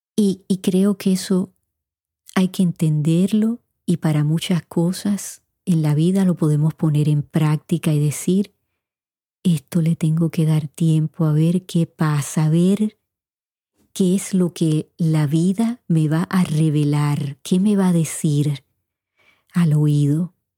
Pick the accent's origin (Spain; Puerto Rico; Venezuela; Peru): Puerto Rico; moved away as an adult; also born or lived in Indiana; Yo me fui de Puerto Rico a los 18 años para Indiana y yo no sabía un inglés fluido, tenía un inglés básico